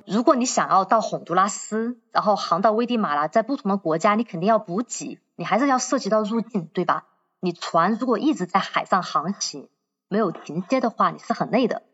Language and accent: Chinese; Chongqing, China; 我是重庆人 我从重庆坐了